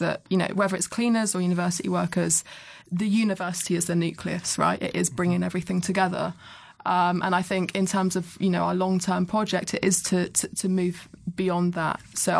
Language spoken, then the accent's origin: English; South West England, United Kingdom; Yeah. My hometown.